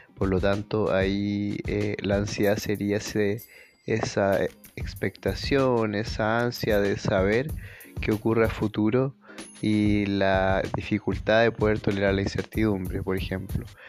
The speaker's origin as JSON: {"language": "Spanish", "country": "Chile"}